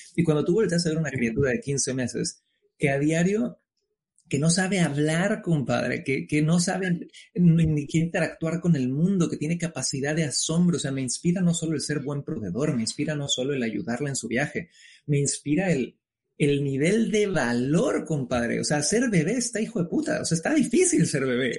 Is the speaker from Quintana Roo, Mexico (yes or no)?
yes; Cancún, Quintana Roo, Mexico; moved away as an adult; now in New York, United States; yo soy originario de Cancún, México, padre chileno, madre mexicana